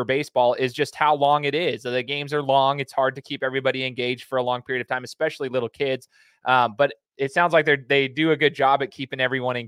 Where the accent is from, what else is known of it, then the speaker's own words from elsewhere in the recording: Treasure Valley, Idaho, United States; I was born and raised in the Treasure Valley